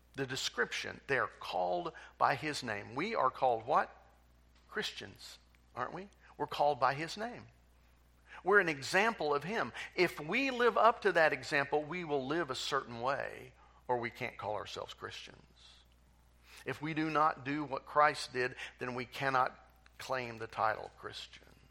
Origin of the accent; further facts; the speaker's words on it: United States; I'm proud to be an American.